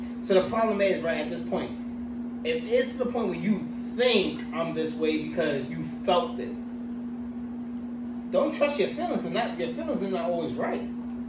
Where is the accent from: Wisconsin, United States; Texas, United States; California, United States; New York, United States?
New York, United States; New York City; Like, I'm from the Bronx.